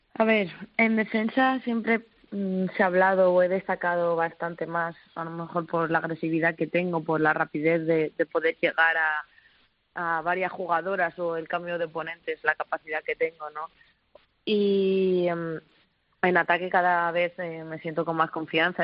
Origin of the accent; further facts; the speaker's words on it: Petrer, Valencian Community, Spain; moved away; somos un pueblo muy valiente, muy luchador siempre allá donde, donde nos ponemos los de Petre